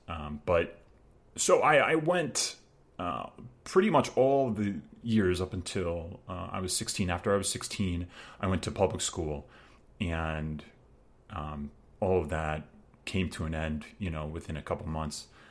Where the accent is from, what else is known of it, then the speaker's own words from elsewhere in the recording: Long Island, New York, United States; I grew up in the Long Island suburbs